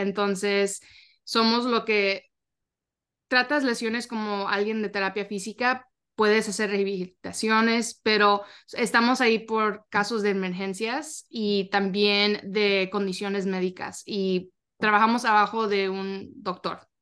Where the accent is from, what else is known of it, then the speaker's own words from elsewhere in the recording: Arlington, Texas, United States; yo soy de Arlington, Texas